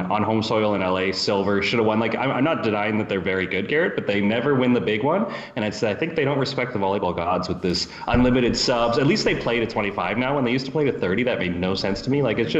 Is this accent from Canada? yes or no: yes; Canada; As a Canadian